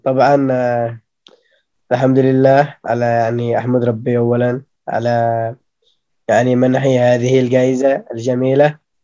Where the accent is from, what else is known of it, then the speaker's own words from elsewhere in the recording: Aden, Yemen; انا من عدن